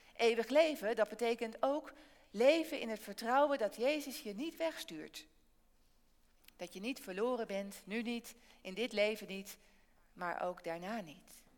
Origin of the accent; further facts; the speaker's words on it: Barneveld, Gelderland, Netherlands; In Barneveld, waar ik vandaan kom, zit de kerk regelmatig vol.